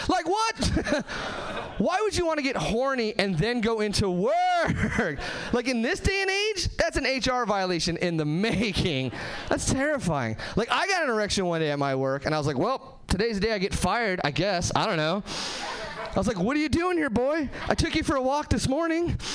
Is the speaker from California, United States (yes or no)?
yes; Hesperia, California, United States; now in Seattle, United States; Uh, I am from Seattle now. Uh, I'm actually from Southern California originally. Uh, nowhere famous, just like the Mojave Desert, Hesperia, California.